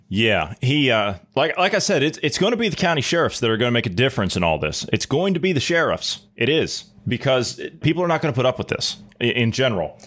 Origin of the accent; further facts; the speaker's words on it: Ohio, United States; moved away; my home state of Ohio